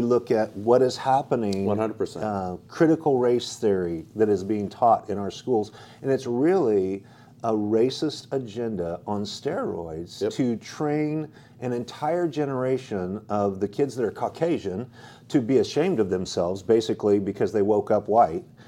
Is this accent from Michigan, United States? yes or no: no; Idaho, United States; now in California, United States; I grew up in Idaho where nobody locks doors